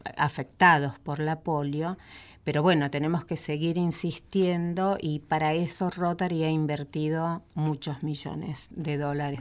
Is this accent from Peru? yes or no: no; Buenos Aires, Argentina; En nuestra ciudad de Buenos Aires